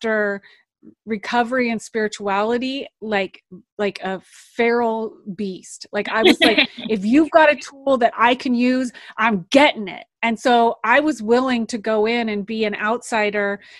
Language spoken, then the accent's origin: English; United States; also born or lived in Santa Cruz, California / Alaska; I grew up in Santa Cruz, California and Alaska.